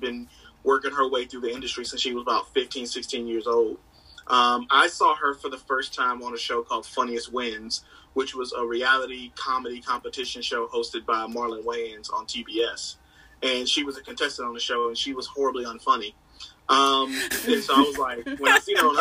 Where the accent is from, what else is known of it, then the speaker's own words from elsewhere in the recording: North Carolina, United States; I'm from North Carolina